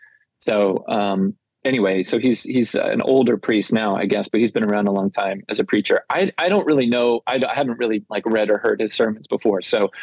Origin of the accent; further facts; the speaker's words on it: Florida, United States; I'm from Florida, so I can say that.